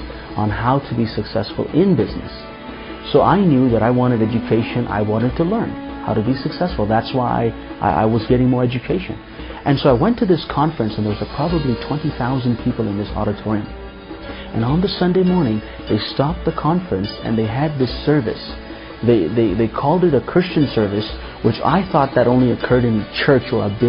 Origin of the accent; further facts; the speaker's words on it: Pakistan; I was born in Pakistan, and I grew up as a Muslim.